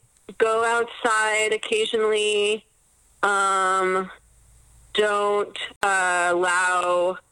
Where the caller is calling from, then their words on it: Los Angeles, California, United States; I'm calling from Los Angeles.